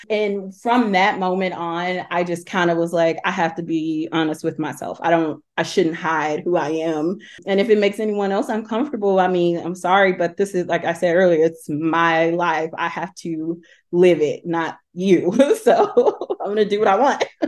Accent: Talladega, Alabama, United States; now in Knoxville, United States; I'm originally from Talladega, Alabama, but I currently live in Knoxville, Tennessee

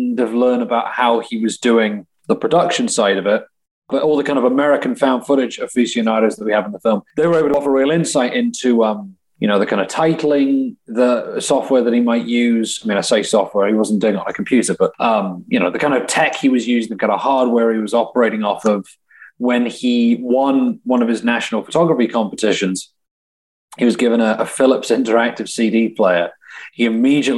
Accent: England, United Kingdom; moved away as an adult; now in Milwaukee, United States; because the accent I'm calling from England, but I've lived here and I haven't gone back to the UK in the last 3 years at this point

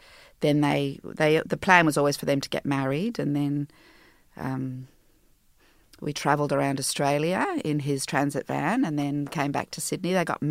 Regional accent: Jersey; Okay, so I was born in Jersey, the Channel Islands, and a small little town, and I was raised, my mother and I, after her divorce from my French father

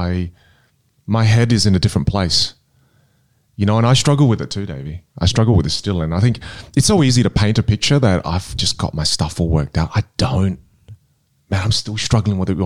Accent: Adelaide, South Australia, Australia; first language Teochew; English is a second language; moved away as an adult; also born or lived in United States; I'm from Adelaide, right? And I come from the northern suburbs, you know, it's the hood. And I never had any opportunities growing up

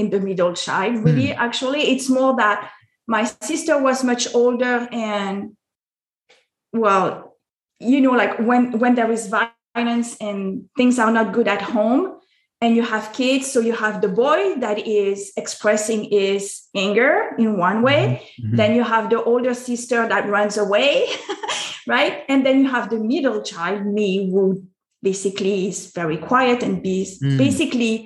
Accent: France; I was born in France. Mm-hmm. I am both French and American, but I was born in France

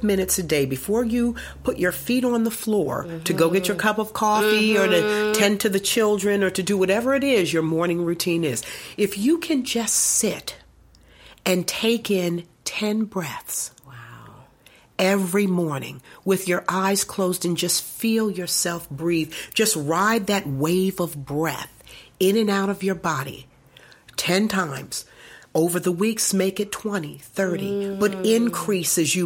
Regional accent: United States; as African American women

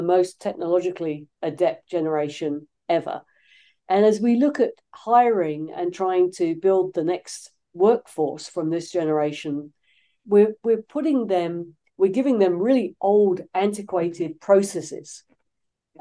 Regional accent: London, United Kingdom; now in Los Angeles, United States; I'm not originally from these parts, originally from the UK, but I've been living in the United States for most of my life at this point

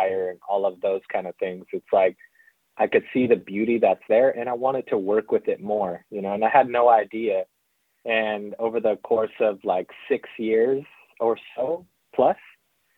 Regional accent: central South Dakota, United States; now in Northern California, United States; I am Lakota from the Kulichash Oyate in really central South Dakota. Grew up there. I lived there for most of my life.

